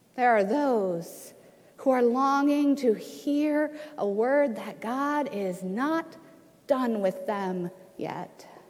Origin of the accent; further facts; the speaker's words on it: Ohio, United States; moved away as an adult; now in Washington, United States; This is my home state of Ohio.